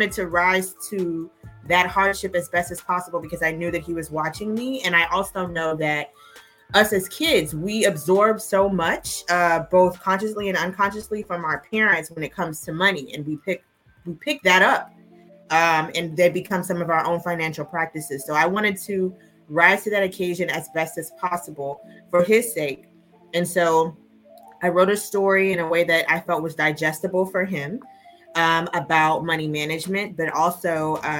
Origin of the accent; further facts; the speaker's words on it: Dallas, Texas, United States; moved away as an adult; now in Houston, United States; I am originally from Dallas, Texas, but I've lived in Houston for almost 20 years.